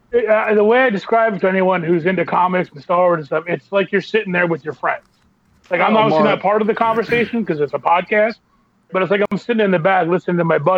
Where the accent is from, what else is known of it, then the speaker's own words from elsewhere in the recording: Reading, Pennsylvania, United States; now in West Chester, United States; About half an hour out of Philly in a place called Westchester. But I grew up in Reading